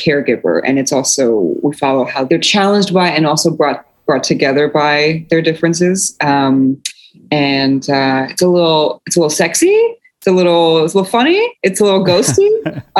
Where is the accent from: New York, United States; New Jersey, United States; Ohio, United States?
New Jersey, United States; also born or lived in Poland; when I came to America, I grew up in a largely multicultural immigrant neighborhood in working class neighborhood in North Jersey